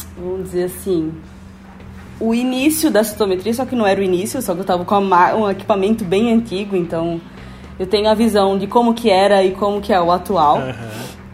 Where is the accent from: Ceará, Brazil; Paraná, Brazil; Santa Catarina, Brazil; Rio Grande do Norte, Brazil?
Rio Grande do Norte, Brazil; Natal; moved away as an adult; now in São Paulo, Brazil; sou de Natal, Rio Grande do Norte